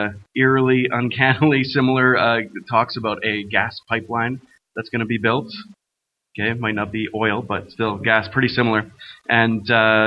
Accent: Fort McMurray, Alberta, Canada; I'm actually from Fort McMurray, born and raised

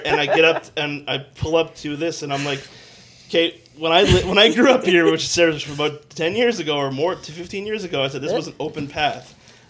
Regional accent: Fort McMurray, Alberta, Canada; where did you grow up? I said, here. And I said, coincidentally enough, actually, and I remember pointing. I was like, just actually down the way by right at the bottom of Thickwood.

